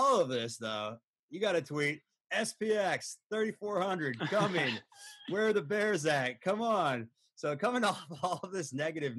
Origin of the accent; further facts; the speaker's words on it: New York, United States; I'm from New York. Zero deaths in New York City today.